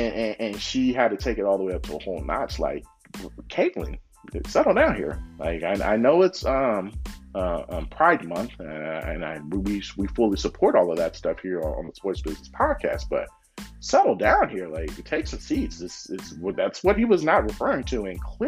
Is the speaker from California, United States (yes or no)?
yes; Oakland, California, United States; moved away as an adult; now in Las Vegas, United States; So I've been here for 5 years, but, everybody knows I'm from Oakland, California.